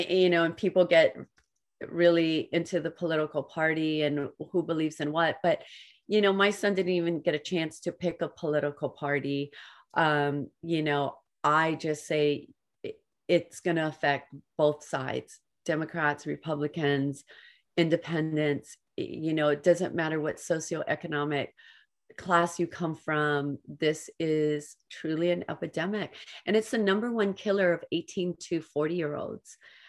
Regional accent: Hawaii, United States; now in California, United States; And a lot of people in our small town know us because we come from Hawaii, and there's four boys

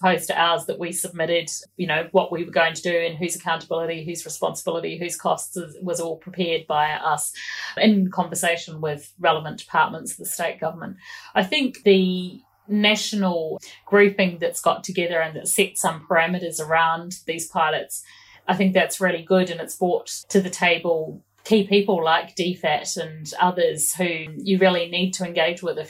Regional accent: New Zealand; moved away as an adult; now in Australia; I'm a New Zealander and I nearly 7 years in Australia

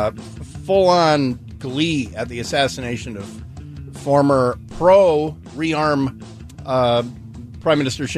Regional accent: United States; as an American

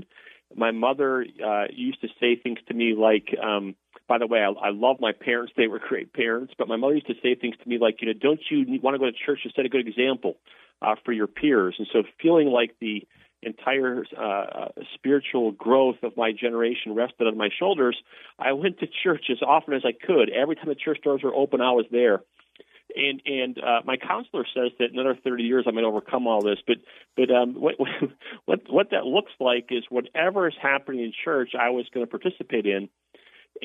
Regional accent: Wisconsin, United States; I'm from Wisconsin.

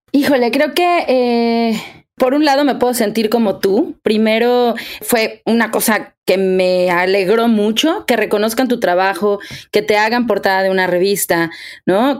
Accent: Mexico; soy actriz, soy cantante, soy mexicana

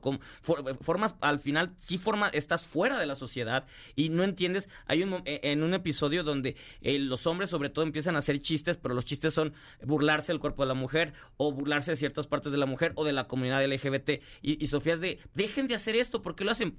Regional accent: Mexico; todos los que somos mexicanos

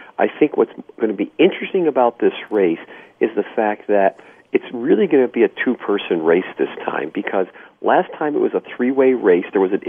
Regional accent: New York, United States; I grew up in New York

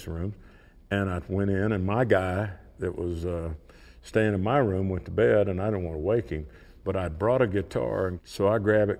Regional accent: Oklahoma, United States; I'm from Oklahoma.

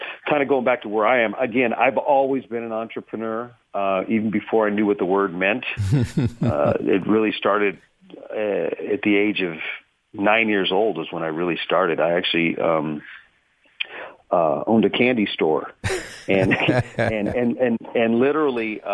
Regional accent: San Jose, California, United States; Born and raised in San Jose Hospital, as a matter of fact, and a graduate of San Jose. So I've never left the city of San Jose for more than a month in 60 years.

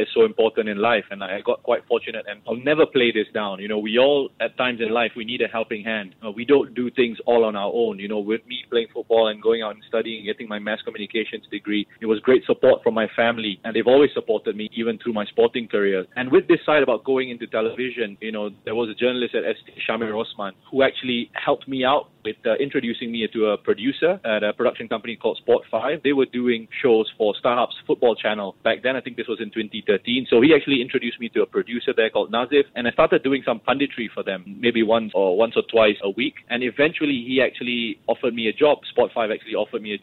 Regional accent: Singapore

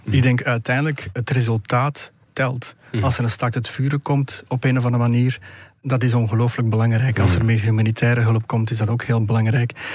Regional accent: Belgium; als Belg

